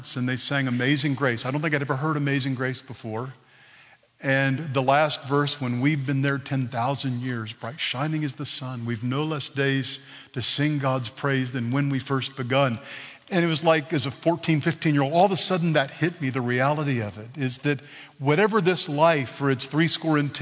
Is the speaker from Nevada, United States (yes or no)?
no; Texas, United States; I'm from Texas